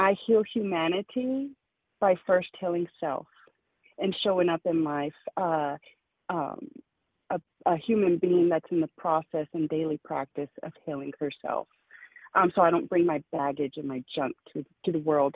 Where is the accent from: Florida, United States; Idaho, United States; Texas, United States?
Texas, United States; El Paso; moved away; also born or lived in Kansas; I'm from El Paso, Texas, my family, you know, right across from Chihuahua, Mexico, or Juarez.